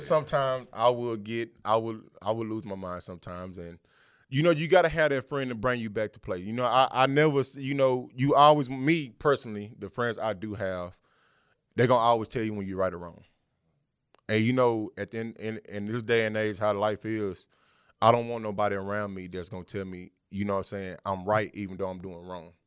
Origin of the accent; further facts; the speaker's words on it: Texas, United States; we both from the South, he from Georgia, I'm from Texas